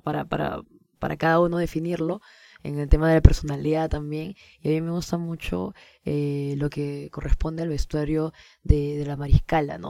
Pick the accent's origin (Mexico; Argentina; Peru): Peru; lo que nos define también como peruanos, que son los géneros que escuchamos los peruanos